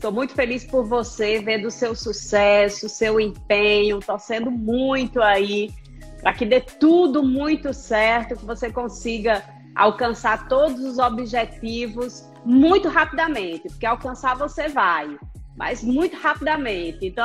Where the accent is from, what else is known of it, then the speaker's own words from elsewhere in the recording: Itapajé, Ceará, Brazil; also born or lived in Rio Grande do Norte; eu devo dizer que eu sou cearense, porque pelo meu sotaque o povo pensa que eu sou intrusa, mas eu não sou forasteira. Eu sou cearense de Itapajé, mas eu morei muito tempo no Rio Grande do Norte.